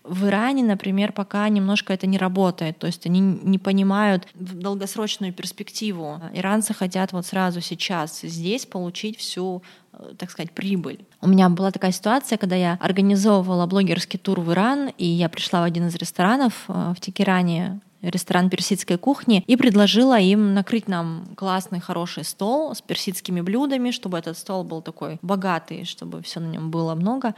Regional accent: Khabarovsk, Khabarovsk Krai, Russia; Я сама из Хабаровска, и я подписана на некоторых наших местных там хабаровских блогеров

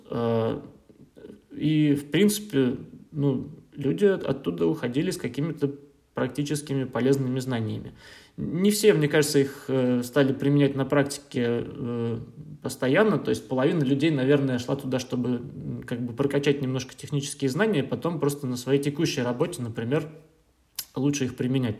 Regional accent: Saint Petersburg, Russia; moved away as an adult; now in Berlin, Germany; я да, родом я из Петербурга. Uh, в Германии, в Берлине я живу уже лет шесть даже

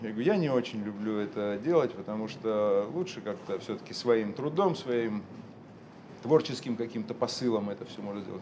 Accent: Urals, Russia; moved away; also born or lived in Moscow / Saint Petersburg; я родился на Урале, простых достаточно условиях

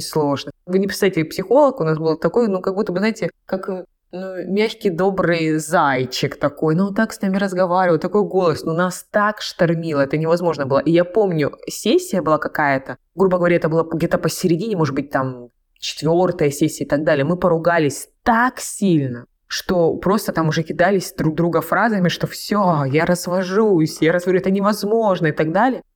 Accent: Krasnodar Krai, Russia; я родом с Кубани

